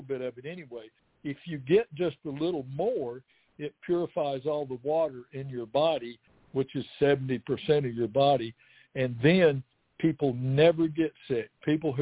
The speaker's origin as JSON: {"language": "English", "region": "Alabama", "country": "United States", "moved": "yes", "lives_now": "East Tennessee, United States", "said": "I'm from Alabama"}